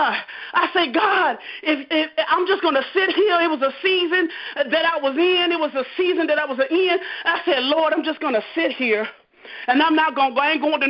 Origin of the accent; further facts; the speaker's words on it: Fort Myers, Florida, United States; born and raised in Fort Myers, Florida.